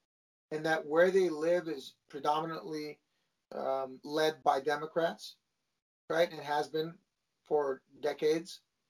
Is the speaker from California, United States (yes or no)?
yes; Los Angeles, California, United States; where I grew up in the San Fernando Valley and my group of friends, I didn't know another Armenian.